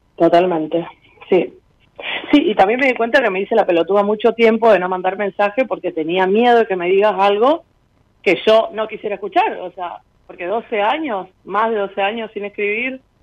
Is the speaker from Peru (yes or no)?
no; Rosario, Santa Fe, Argentina; now in Formosa, Argentina; soy de Rosario, pero estoy viviendo en Formosa